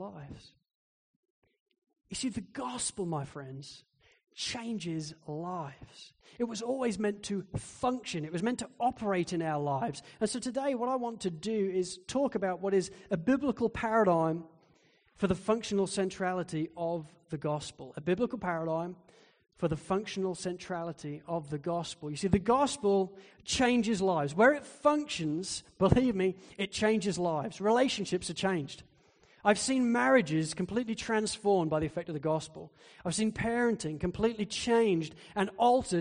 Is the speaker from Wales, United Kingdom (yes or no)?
no; Spalding, East Midlands, United Kingdom; moved away; Spalding in Lincolnshire in England, which is where I grew up.